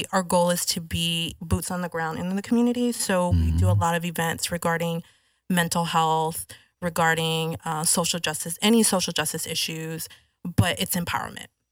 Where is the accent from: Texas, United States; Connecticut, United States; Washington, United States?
Texas, United States; Rio Grande Valley, South; Real Grand Valley